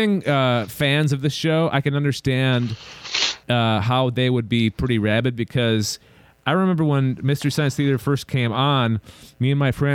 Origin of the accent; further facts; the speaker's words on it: Minneapolis, Minnesota, United States; my hometown, Minneapolis, St. Paul